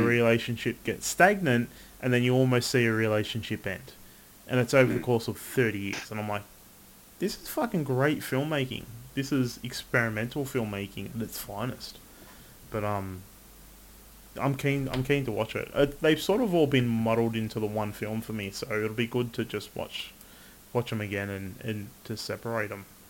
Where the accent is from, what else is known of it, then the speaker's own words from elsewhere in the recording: Australia; I'm Australian